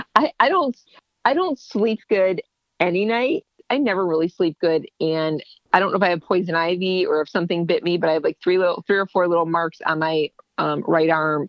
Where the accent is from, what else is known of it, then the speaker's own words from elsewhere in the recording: Ohio, United States; moved away as an adult; also born or lived in Ontario, Canada; I'm from Ohio and I want to come back home.